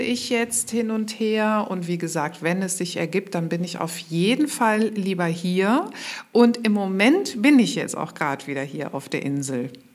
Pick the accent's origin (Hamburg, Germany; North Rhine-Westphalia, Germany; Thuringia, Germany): North Rhine-Westphalia, Germany; Mönchengladbach; moved away as an adult; also born or lived in Cologne / Berlin; ich bin keine gebürtige Kölnerin, sondern ich komme ursprünglich aus Mönchengladbach